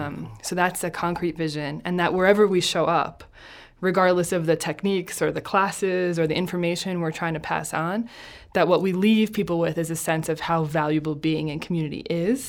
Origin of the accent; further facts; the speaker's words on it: New Jersey, United States; I'm from Jersey.